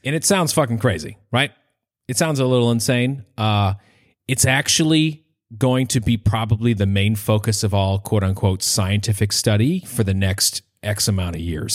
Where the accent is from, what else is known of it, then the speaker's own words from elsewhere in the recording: Maine, United States; I'm a trombone player and I'm from Maine